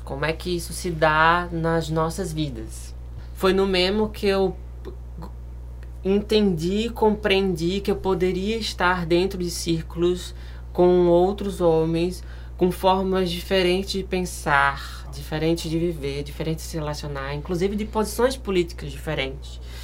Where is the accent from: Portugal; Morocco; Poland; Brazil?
Brazil; Pernambuco; now in Rio de Janeiro, Brazil; eu sou de Pernambuco